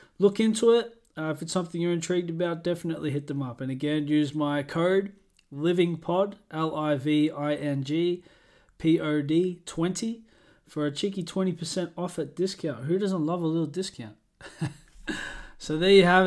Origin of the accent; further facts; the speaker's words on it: Australia; moved away; I'm Australian